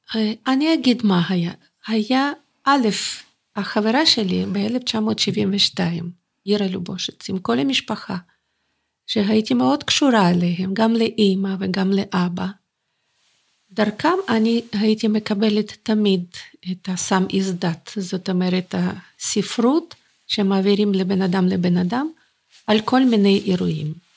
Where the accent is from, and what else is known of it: Bakhmut, Donetsk Oblast, Ukraine; born or raised there; Hebrew is a second language; moved away as an adult; also born or lived in Germany; now in Jerusalem, Israel